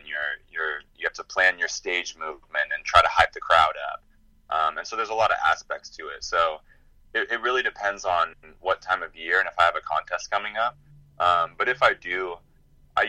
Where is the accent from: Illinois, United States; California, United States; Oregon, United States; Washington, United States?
California, United States; Chico; my hometown, Chico, California, that's where the National Yo-Yo Museum is